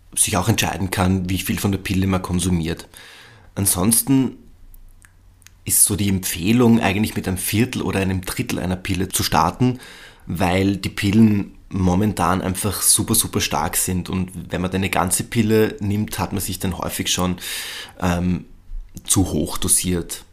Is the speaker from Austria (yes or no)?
yes; Austria; bei uns in Österreich